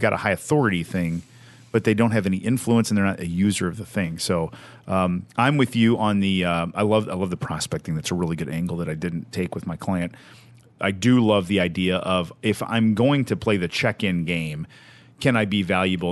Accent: Evansville, Indiana, United States; I'm from Evansville, Indiana, small town, southern Indiana, on the border of Kentucky

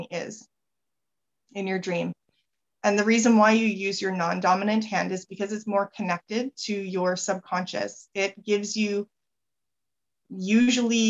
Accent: Canada; I'm Canadian.

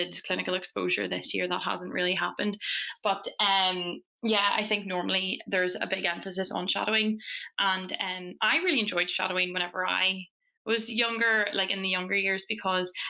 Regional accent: Fermanagh, Northern Ireland, United Kingdom; moved away as an adult; now in Dundee, United Kingdom; I'm from Fermanagh in Northern Ireland

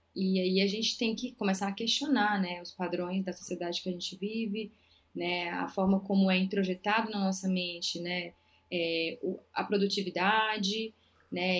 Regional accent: interior of Maranhão, Brazil; moved away as an adult; also born or lived in Belém, Pará; now in São Paulo, Brazil; eu sou do interior do Maranhão

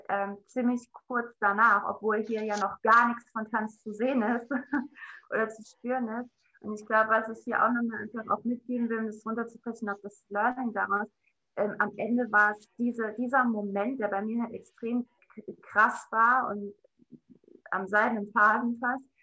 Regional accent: Saarland, Germany; Jetzt ist es raus, ich bin aus dem Saarland.

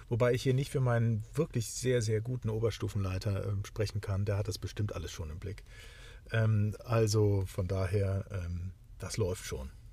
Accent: the North, Northern Germany, Germany; ich bin zwar auch ein Kind des Nordens

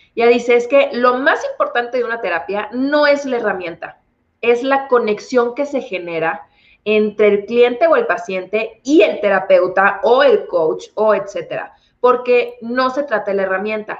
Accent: Monterrey, Nuevo León, Mexico; yo soy originaria de Monterrey

